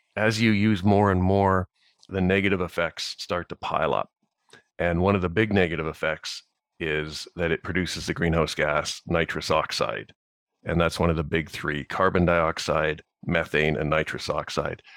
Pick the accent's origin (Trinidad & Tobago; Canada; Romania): Canada; Saskatchewan; I grew up farming here in Saskatchewan